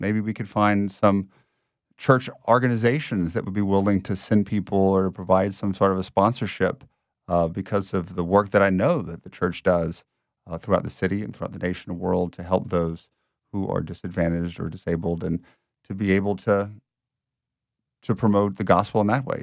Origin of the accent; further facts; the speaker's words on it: Lafayette, Louisiana, United States; also born or lived in Rome; now in New Orleans, United States; I am born and raised in Louisiana